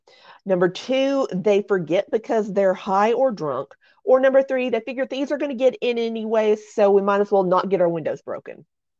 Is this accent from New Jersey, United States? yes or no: no; Texas, United States; Andrea because I'm from Texas.